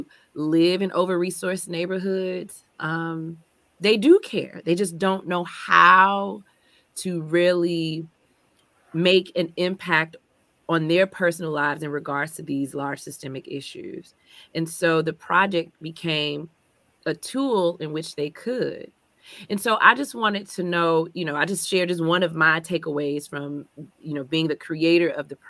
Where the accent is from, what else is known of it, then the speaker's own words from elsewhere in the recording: Chicago, Illinois, United States; as a Chicagoan